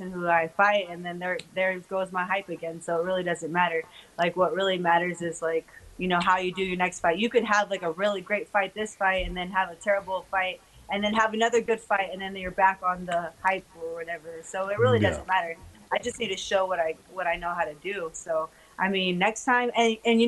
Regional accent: United States; also born or lived in California; we're American

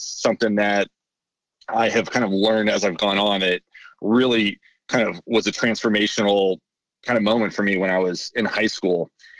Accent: Kansas City, Missouri, United States; also born or lived in San Francisco / Nashville / Chicago; I was born in San Francisco. I moved around quite a bit as a kid, spent some time in Nashville, Chicago, ultimately spent most of my time in Kansas City. So that's really where I consider myself from.

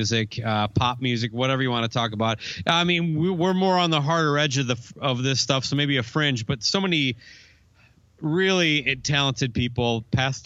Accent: Minnesota, United States; being a Minnesotan guy

